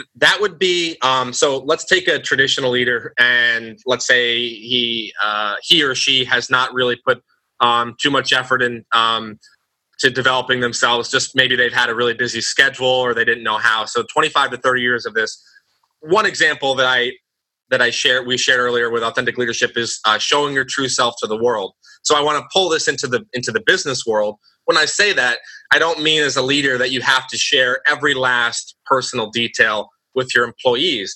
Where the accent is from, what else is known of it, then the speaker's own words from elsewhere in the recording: United States; growing up in the United States